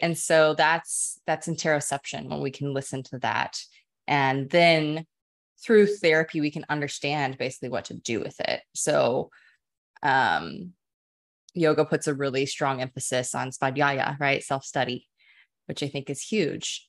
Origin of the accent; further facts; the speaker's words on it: Dallas, Texas, United States; now in Austin, United States; born and raised Texan. I grew up in Dallas